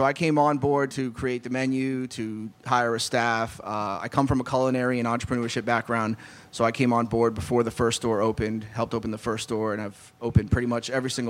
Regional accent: New York City, New York, United States; moved away; I'm originally from the Bronx.

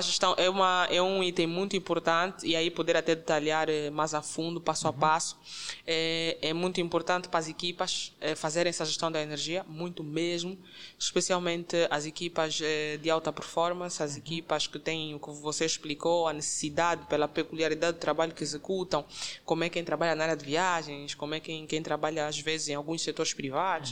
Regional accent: Angola; Eu sou angolana, okay. de raiz, sem, sem dúvidas

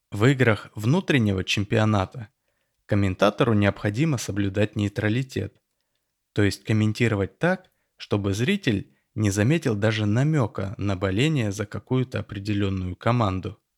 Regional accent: Tel Aviv, Tel Aviv District, Israel; Я родился и вырос в Тель-Авиве, в семье репатриантов из Советского Союза.

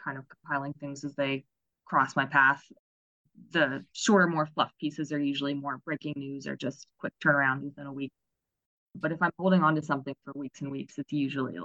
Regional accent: Maryland, United States; also born or lived in Baltimore, Maryland; I was born and raised in Maryland

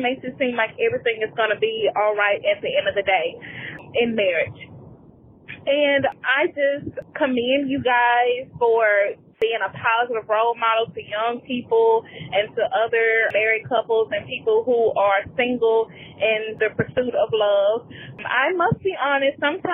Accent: Mississippi, United States; moved away as an adult; now in Texas, United States; I was born and raised in Mississippi, moved to Texas

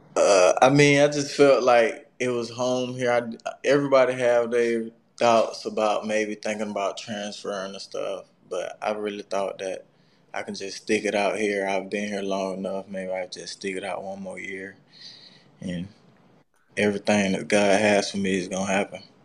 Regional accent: South Georgia, United States; I grew up in like the country, so it really wasn't much to do besides play sports

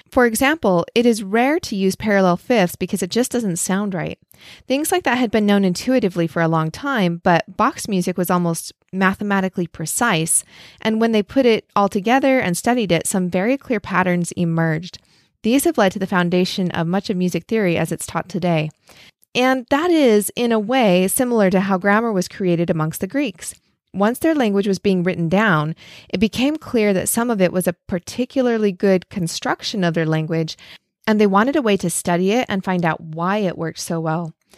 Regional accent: Idaho, United States; where I grew up in Idaho

